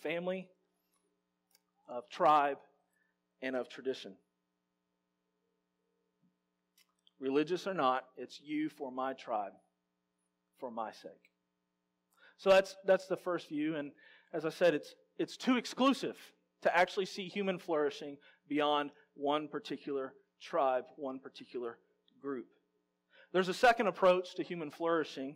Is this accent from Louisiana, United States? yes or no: yes; Louisiana, United States; I'm from Louisiana